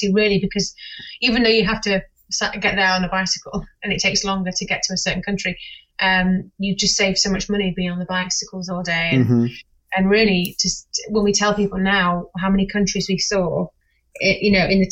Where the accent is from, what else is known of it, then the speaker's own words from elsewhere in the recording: Sheffield, Yorkshire and the Humber, United Kingdom; moved away; also born or lived in London; I'm from Sheffield, which is the sort of north, middle of the north